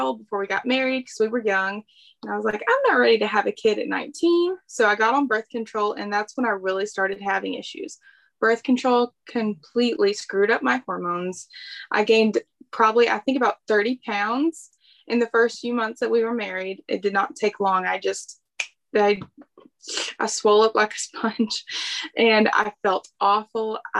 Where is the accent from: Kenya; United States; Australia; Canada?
United States; the South; I ate a lot of fried foods, a ton of fried foods, because I'm from the South.